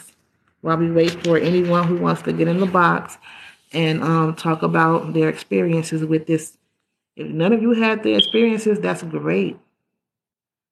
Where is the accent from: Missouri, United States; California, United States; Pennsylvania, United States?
California, United States; I'm from California